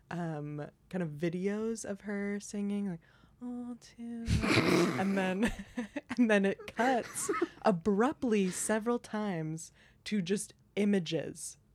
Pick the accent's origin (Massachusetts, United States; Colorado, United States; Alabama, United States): Colorado, United States; moved away as an adult; also born or lived in Tacoma, Washington; now in New York, United States; And we're all also from Colorado.